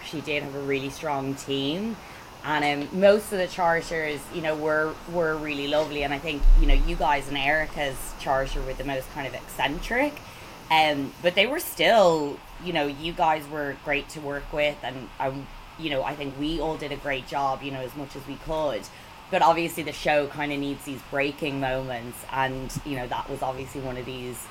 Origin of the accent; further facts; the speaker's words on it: Ireland; I'm Irish